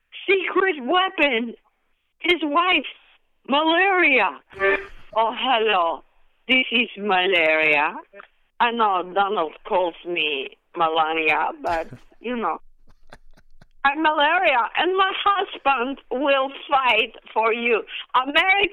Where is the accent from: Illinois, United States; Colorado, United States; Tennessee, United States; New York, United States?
Illinois, United States; Oak Park; I was born in Oak Park, Illinois, which is also the home of Ernest Hemingway and Frank Lloyd Wright